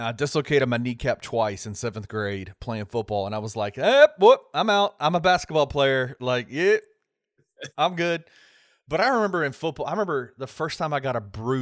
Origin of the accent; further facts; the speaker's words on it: Memphis, Tennessee, United States; I'm from Memphis